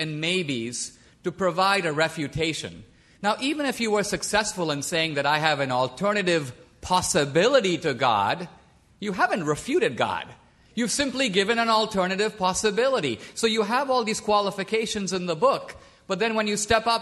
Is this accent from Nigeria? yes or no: no; India; moved away; I was born and raised in India